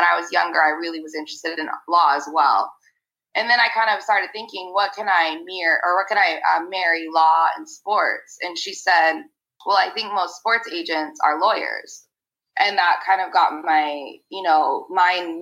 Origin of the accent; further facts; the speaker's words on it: Arizona, United States; I grew up in Arizona